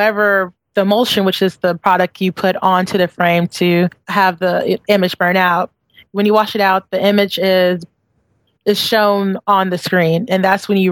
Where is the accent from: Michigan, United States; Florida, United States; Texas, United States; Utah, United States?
Texas, United States; Houston; also born or lived in New York; now in Brooklyn, United States; I'm always a Texan. I'm always a Texan. But I love coming home because it just gives me time to breathe and think, and just being in Houston, it has that homey feel